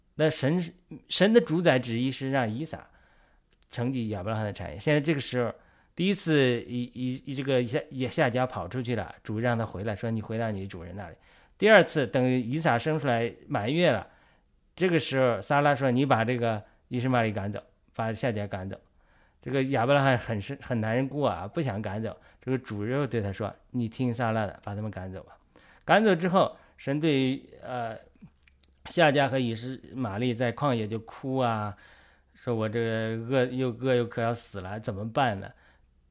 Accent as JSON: {"language": "Chinese", "country": "China", "said": "我们作为中国人讲，我们苦难还少吗？"}